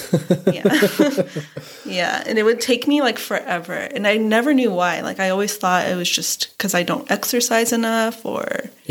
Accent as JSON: {"language": "English", "region": "California", "country": "United States", "moved": "as an adult", "lives_now": "Missouri, United States", "said": "I moved from California to Missouri."}